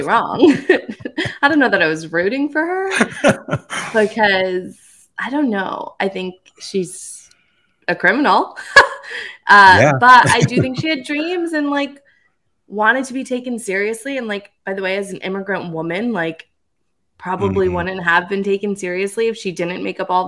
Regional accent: Norwalk, Connecticut, United States; from my hometown of Norwalk

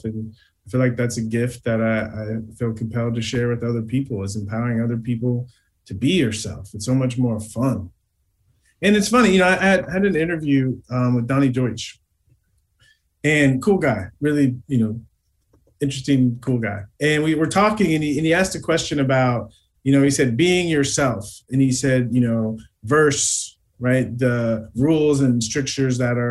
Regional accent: United States; I grew up in America as an African-American male

